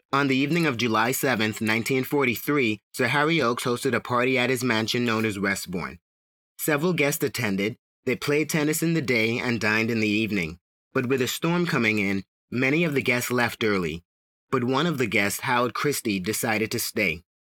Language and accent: English; Bahamas; I was born and raised in the Bahamas